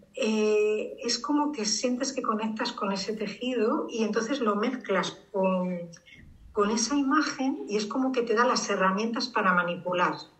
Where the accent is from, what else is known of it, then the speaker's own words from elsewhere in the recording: Madrid, Community of Madrid, Spain; soy urbanita de Madrid